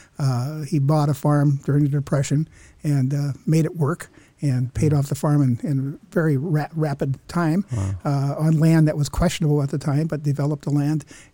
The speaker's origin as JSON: {"language": "English", "region": "southwestern Wisconsin", "country": "United States", "tie": "born or raised there", "said": "I grew up in a little town in southwestern Wisconsin on a dairy farm"}